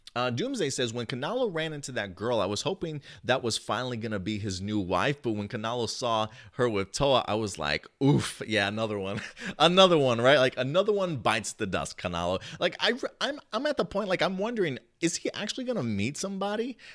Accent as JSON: {"language": "English", "country": "United States", "tie": "born or raised there", "also_born_or_lived": "New Jersey", "moved": "as an adult", "lives_now": "Texas, United States", "said": "I grew up in New York and New Jersey."}